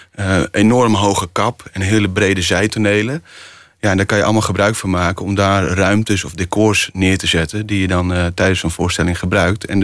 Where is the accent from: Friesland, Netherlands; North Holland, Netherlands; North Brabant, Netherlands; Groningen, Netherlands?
Friesland, Netherlands; We gingen altijd eh, met de zeilboot, ik kom uit Friesland